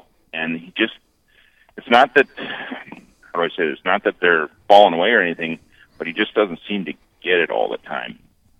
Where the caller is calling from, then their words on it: Mandan, North Dakota, United States; North Dakota.